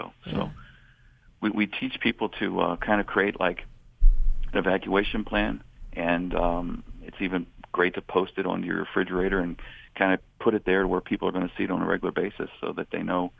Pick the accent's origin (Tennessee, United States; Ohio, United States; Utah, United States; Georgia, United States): Ohio, United States; Xenia; growing up in the Xenia and Greene County area